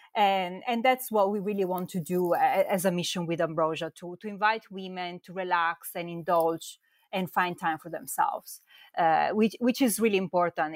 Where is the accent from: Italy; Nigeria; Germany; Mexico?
Italy; Verona, Veneto; accent: Italian; English is a second language; moved away as an adult; also born or lived in London; as you can probably tell from my accent, I'm from Italy. I come from a small town, uh, Verona, which is between Venice and Milan.